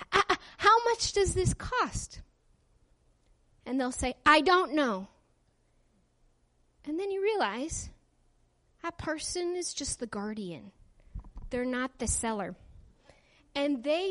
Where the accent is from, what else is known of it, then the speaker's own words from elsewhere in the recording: Palmer, Alaska, United States; moved away as an adult; I'm Alaska grown. I was raised in Palmer, Alaska.